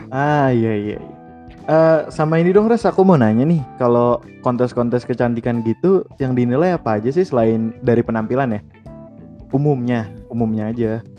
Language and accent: Indonesian; Bekasi, West Java, Indonesia; gue dari Bekasi kan di Bekasi